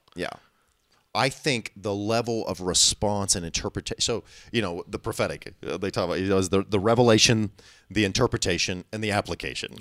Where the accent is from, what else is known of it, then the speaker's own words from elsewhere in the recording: Illinois, United States; I'm from Illinois.